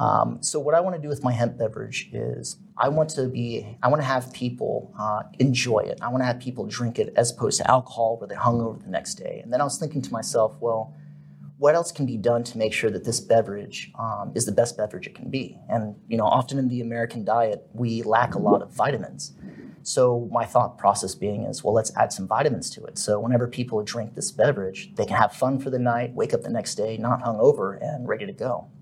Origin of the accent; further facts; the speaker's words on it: Germany; born there; So I was born in Germany, and I'm half German, and that provided the opportunity for me to do some business in Germany.